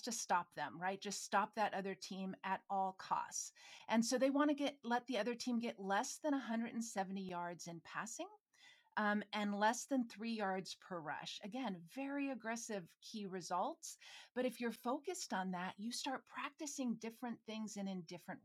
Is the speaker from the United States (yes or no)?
yes; Minnesota, United States; I'm from Minnesota